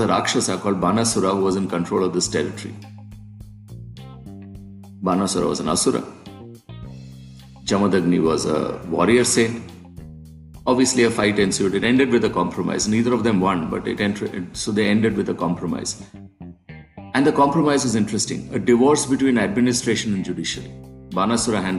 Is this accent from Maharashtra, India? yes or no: no; Kerala, India; my home state, Kerala, in South India